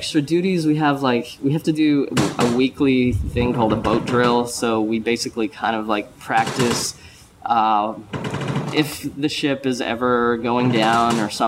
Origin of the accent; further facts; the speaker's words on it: Smithers, British Columbia, Canada; moved away; also born or lived in Quesnel, British Columbia; I'm actually Canadian. I was born on the west coast of Canada in a town that probably no one's ever heard of. It's called Quesnel, and it's in British Columbia. And then moved up to a town called Smithers, which is even farther up north